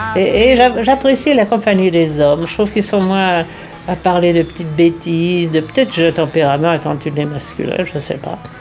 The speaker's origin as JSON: {"language": "French", "country": "France", "tie": "born or raised there", "also_born_or_lived": "New York, United States / Washington, United States", "moved": "as an adult", "said": "je suis franco-américaine. Je suis née en France, et je me suis transportée"}